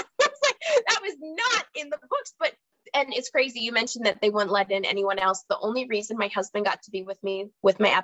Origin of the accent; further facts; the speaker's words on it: Minnesota, United States; accent: Minnesota; I'm in Minnesota, if my accent hasn't betrayed me yet